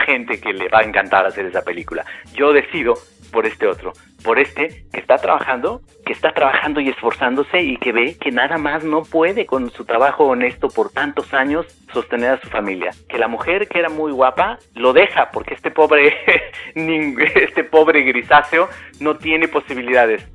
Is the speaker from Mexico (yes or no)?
yes; Mexico; mi país